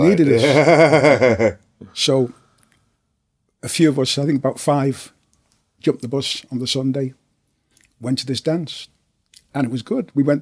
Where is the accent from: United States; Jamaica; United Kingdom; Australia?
United Kingdom; Liverpool, North West England; I enjoyed my childhood. I was one of 11 children. Lived in Thackeray Street, 21 Thackeray Street, I was born